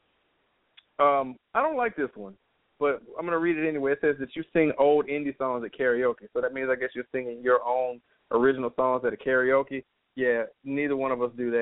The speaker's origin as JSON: {"language": "English", "region": "Louisiana", "country": "United States", "said": "we're from Louisiana"}